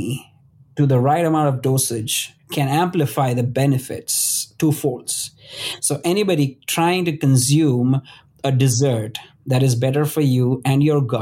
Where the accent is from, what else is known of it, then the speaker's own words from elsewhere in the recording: Western India, India; moved away; I come from India, and the western part of India, especially the city that I grew up in, has the world's biggest Ayurvedic university.